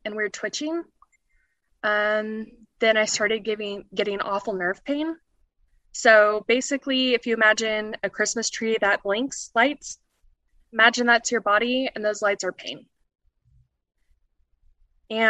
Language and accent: English; Colorado, United States; I'm from Colorado.